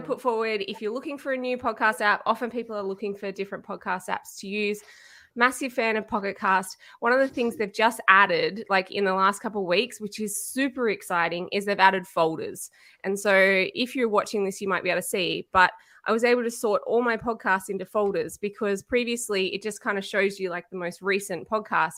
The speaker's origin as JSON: {"language": "English", "town": "Canberra", "region": "Australian Capital Territory", "country": "Australia", "said": "I'm from Canberra in Australia."}